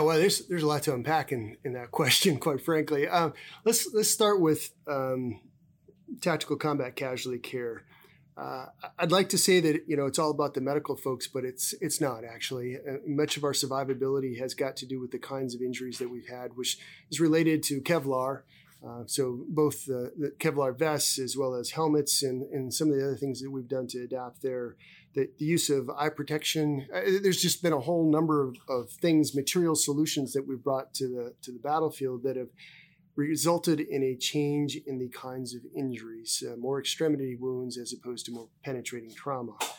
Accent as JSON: {"language": "English", "region": "South Dakota", "country": "United States", "tie": "born or raised there", "moved": "as an adult", "said": "I come from South Dakota. I'm a native South Dakotan, um, uh, born and raised there"}